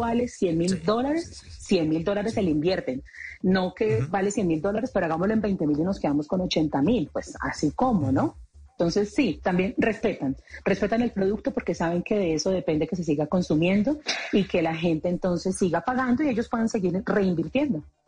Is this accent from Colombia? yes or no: yes; Colombia; como colombianos dedicados a la industria del entretenimiento